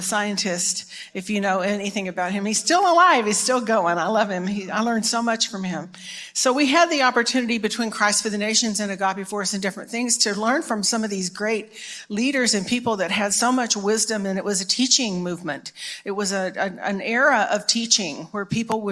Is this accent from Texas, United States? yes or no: yes; Dallas, Texas, United States; I'm from Dallas originally, born here